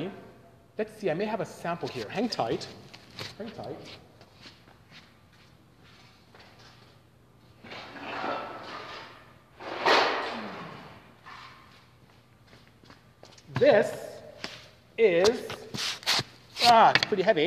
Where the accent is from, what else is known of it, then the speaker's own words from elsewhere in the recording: Nigeria; moved away; I'm actually from Nigeria. I'm from West Africa. Grew up in West Africa. Went to primary school there, secondary school